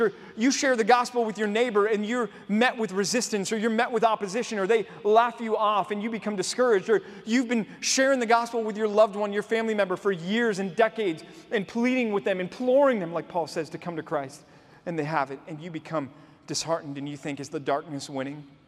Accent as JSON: {"language": "English", "town": "Dallas", "region": "Texas", "country": "United States", "tie": "born or raised there", "said": "Growing up in Dallas"}